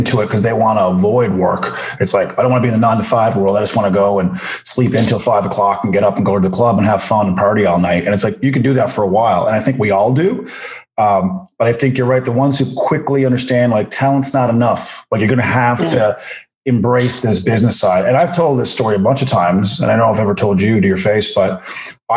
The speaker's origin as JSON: {"language": "English", "town": "Corner Brook", "region": "Newfoundland and Labrador", "country": "Canada", "tie": "born or raised there", "also_born_or_lived": "Calgary", "moved": "yes", "said": "I did my hometown in Cornerbrook"}